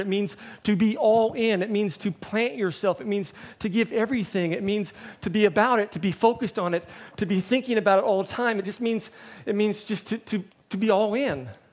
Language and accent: English; United States; moved away as an adult; now in Hong Kong